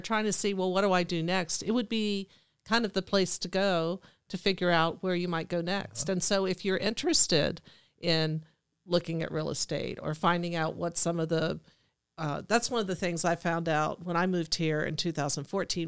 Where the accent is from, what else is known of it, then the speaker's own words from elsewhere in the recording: Alexandria, Virginia, United States; now in Cumberland, United States; I grew up in Alexandria, Virginia, I was an only child